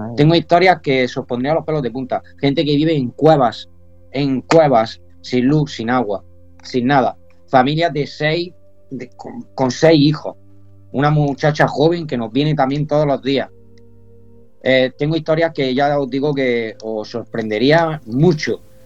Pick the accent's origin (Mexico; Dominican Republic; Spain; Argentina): Spain; Andalusia; now in Almería, Spain; yo soy andaluz 100%, aunque mi nombre sea vasco